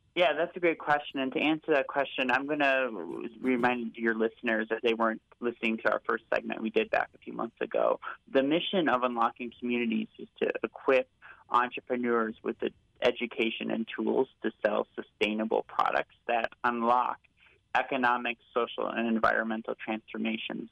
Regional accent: Naperville, Illinois, United States; the church I grew up at in Naperville, St. Thomas the Apostle

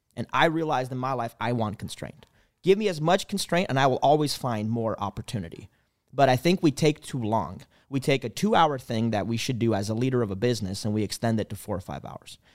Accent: Canada; I'm from Canada

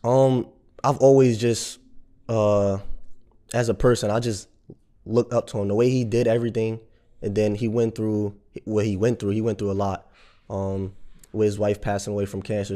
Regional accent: Jersey City, New Jersey, United States; I grew up in Jersey City

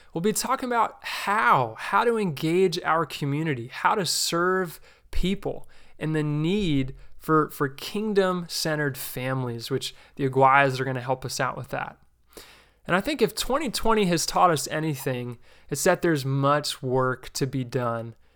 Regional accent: New Jersey, United States; I grew up in the New Jersey region of the New York City Church of Christ

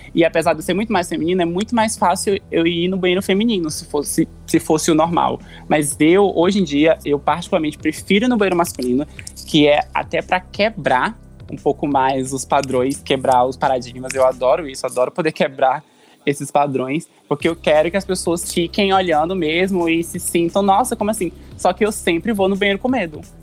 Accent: Porto Velho, Rondônia, Brazil; now in São Paulo, Brazil; eu não sou daqui de São Paulo, né? Eu sou de Rondônia, é, da capital.

